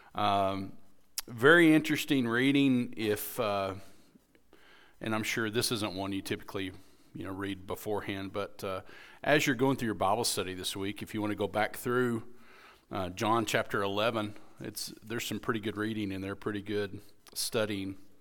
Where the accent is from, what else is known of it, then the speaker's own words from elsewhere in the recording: United States; being an American